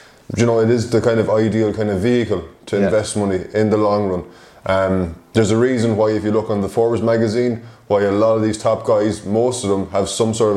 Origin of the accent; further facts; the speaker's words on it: Ireland; moved away as an adult; I am from Ireland originally. I moved over here in July 2019